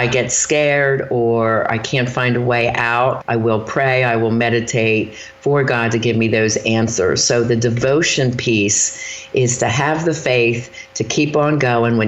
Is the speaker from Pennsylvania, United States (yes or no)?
yes; Philadelphia, Pennsylvania, United States; moved away; also born or lived in Erie, Pennsylvania; I'm from Philadelphia